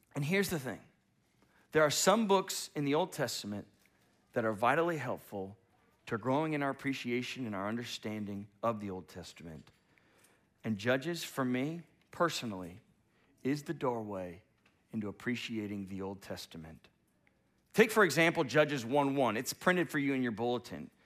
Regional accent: United States; as an American

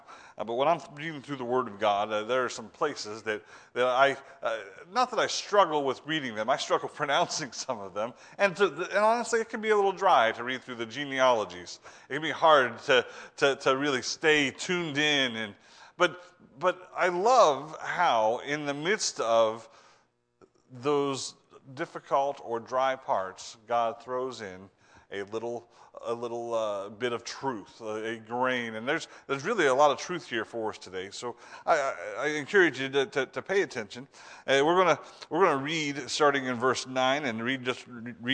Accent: Ohio, United States; moved away; I'm from Ohio

